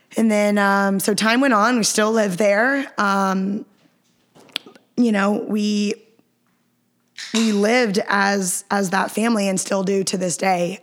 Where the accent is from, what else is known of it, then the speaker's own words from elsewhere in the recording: Atlanta, Georgia, United States; also born or lived in Austin, Texas; I'm from Atlanta, I'm from Gwinnett